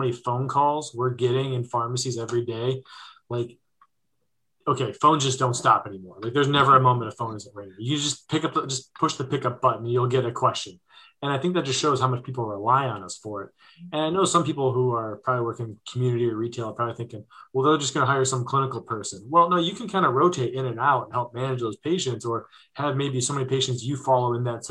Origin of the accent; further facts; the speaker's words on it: Ohio, United States; my home state of Ohio